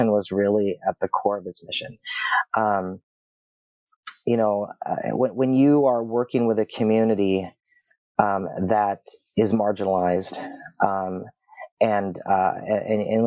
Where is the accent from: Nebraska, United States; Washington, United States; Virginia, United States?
Washington, United States; Seattle; I grew up here in Seattle, born and raised Washingtonian